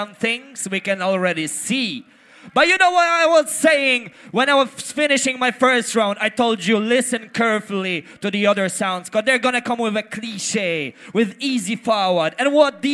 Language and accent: English; Poland; I come from Poland.